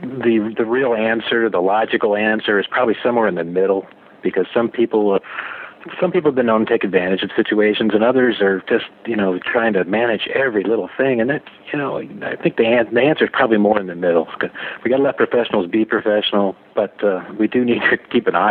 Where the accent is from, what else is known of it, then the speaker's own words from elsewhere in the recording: California, United States; the Stagecoach Music Festival, I mean, I got incredibly lucky. This thing's in my hometown